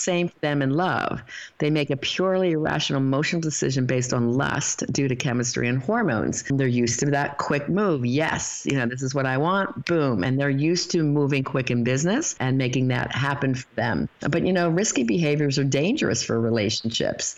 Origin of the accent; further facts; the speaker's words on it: United States; we grew up in America